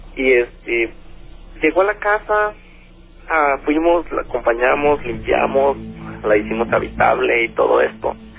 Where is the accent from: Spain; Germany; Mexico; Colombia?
Mexico; Chiapas; Yo soy originario de Chiapas